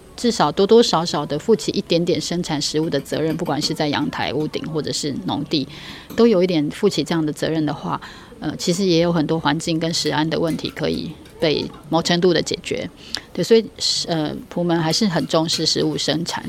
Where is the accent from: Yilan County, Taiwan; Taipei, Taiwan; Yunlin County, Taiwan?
Taipei, Taiwan; moved away as an adult; now in Taitung, Taiwan; 我也是台北市长大的，然后到大学以后才离开台，算有机会离开台北